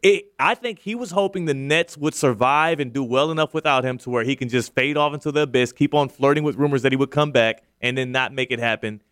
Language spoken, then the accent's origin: English; Houston, Texas, United States; now in West Palm Beach, United States; I'm from Houston